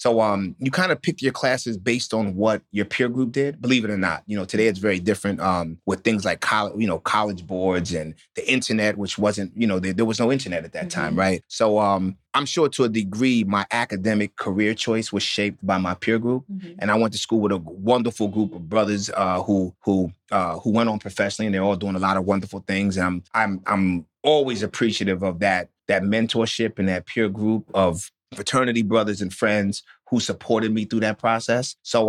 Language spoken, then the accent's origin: English; New Orleans, Louisiana, United States; born there; Like I said, I was born in New Orleans, and my father, who's their grandfather, died in Katrina